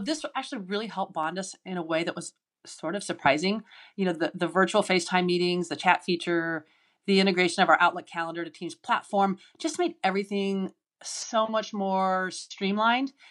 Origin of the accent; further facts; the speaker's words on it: Seattle, Washington, United States; I grew up in Seattle, and I'm the youngest of six children